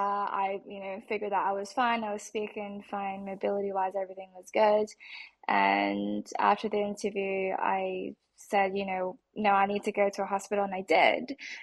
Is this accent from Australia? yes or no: yes; Australia; I'm Asian, and I was raised in Australia, and I was always very proud of my Aussie nationality.